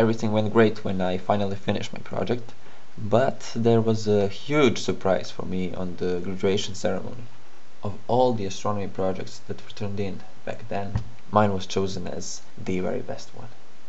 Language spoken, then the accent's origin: English; Serbia; I'm from Serbia